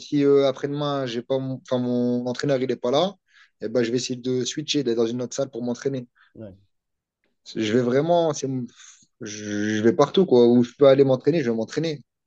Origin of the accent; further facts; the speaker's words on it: Vieux-Condé, Hauts-de-France, France; je suis une petite ville, ça s'appelle Vieux-Condé. C'est à côté de Valenciennes.